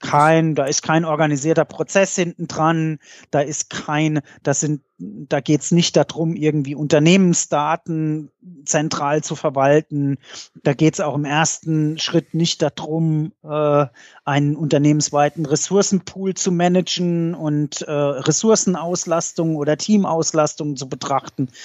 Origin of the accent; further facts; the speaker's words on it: Mainz, Rhineland-Palatinate, Germany; bei uns in Mainz